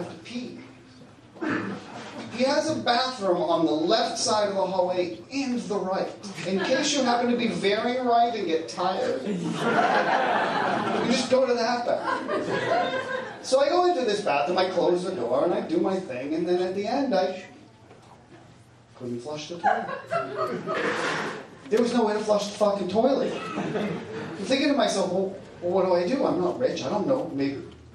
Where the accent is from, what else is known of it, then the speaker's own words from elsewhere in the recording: Salem, Massachusetts, United States; moved away as an adult; now in Nantucket, United States; I grew up in Salem, so I went to Marblehead a lot